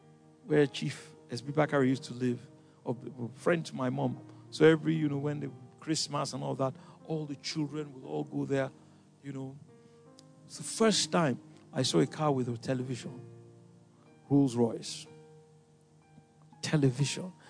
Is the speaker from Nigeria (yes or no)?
yes; Lagos, Nigeria; moved away; I grew up in Ikoyi